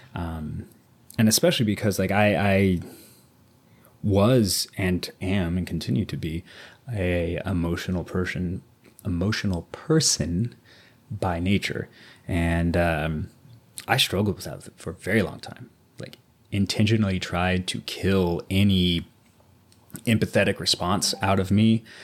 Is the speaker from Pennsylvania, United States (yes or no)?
no; Southwest Missouri, United States; moved away; growing up in Southwest Missouri